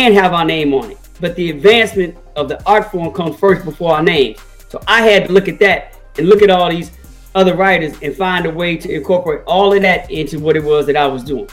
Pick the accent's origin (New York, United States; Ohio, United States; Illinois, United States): Illinois, United States; Chicago; I'm from Chicago